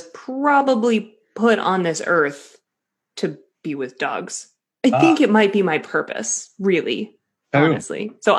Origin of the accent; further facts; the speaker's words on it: Boston, Massachusetts, United States; accent: Boston; And I had to take like a dialect course in college to get rid of any Boston accent that I had lingering.